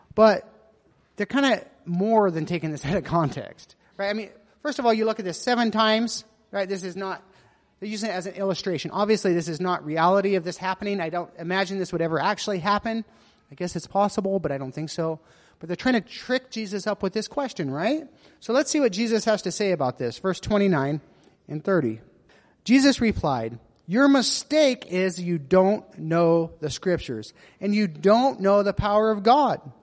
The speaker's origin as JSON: {"language": "English", "country": "United States", "moved": "yes", "said": "I'm American"}